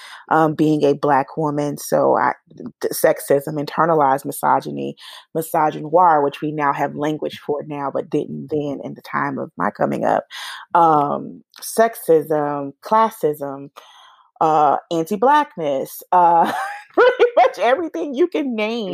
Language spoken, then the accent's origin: English; Atlanta, Georgia, United States; also born or lived in Tallahassee, Florida / Portal, Georgia; I actually was born in Tallahassee, Florida, raised here in Atlanta, Georgia, which is where I have spent the majority of my life